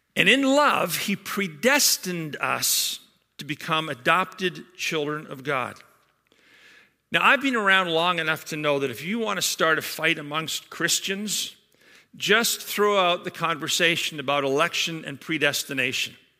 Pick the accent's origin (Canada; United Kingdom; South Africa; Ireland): United Kingdom; Scotland; now in Georgetown; a Scotsman like myself, born and raised in Scotland